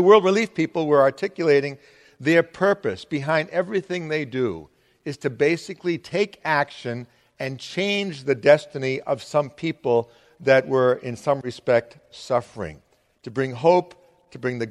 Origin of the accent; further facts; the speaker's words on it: Arlington, Massachusetts, United States; also born or lived in Lexington, Massachusetts / Amherst, Massachusetts; I'm a native Massachusetts person. I've never lived outside of Massachusetts, even though I do all this mission stuff. I'm from Arlington.